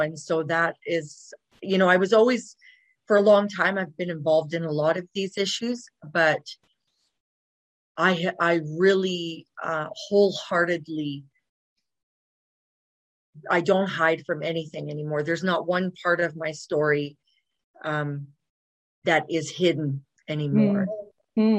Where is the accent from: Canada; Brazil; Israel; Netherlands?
Canada; Dawson Creek, British Columbia; moved away as an adult; also born or lived in Kamloops, British Columbia; now in Calgary, Canada; I was born in Kamloops, BC, British Columbia. Yeah. But I mostly grew up way up north, like Dawson Creek, Fort St. John, BC, in that area